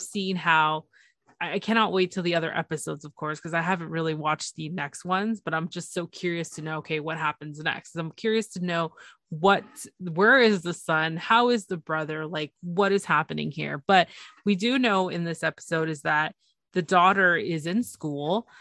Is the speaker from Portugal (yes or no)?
no; Toronto, Ontario, Canada; it's Toronto. It's my it's my hometown.